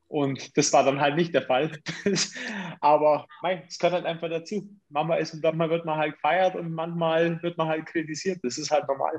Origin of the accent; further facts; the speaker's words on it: Augsburg, Bavaria, Germany; also born or lived in Königsbrunn; ich bin eigentlich ein Göckinger